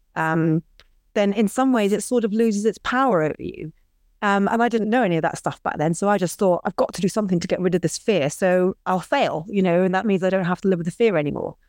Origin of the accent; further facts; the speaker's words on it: Scotland, United Kingdom; I was brought up in Scotland